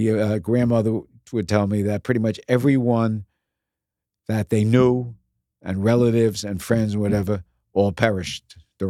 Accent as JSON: {"language": "English", "town": "Bronx", "region": "New York", "country": "United States", "tie": "born or raised there", "said": "I was born in the Bronx near Yankee Stadium."}